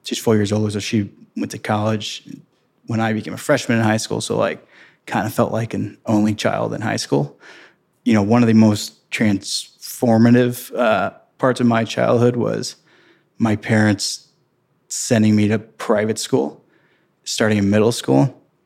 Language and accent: English; St. Peters, Missouri, United States; I grew up in Saint Peter's, Missouri. which is thirty minutes west of downtown Saint Louis, Saint Charles County